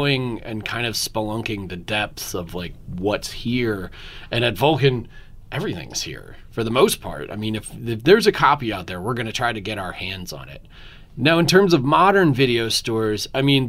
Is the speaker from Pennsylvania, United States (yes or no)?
yes; Philadelphia, Pennsylvania, United States; now in Austin, United States; I'm from Philadelphia originally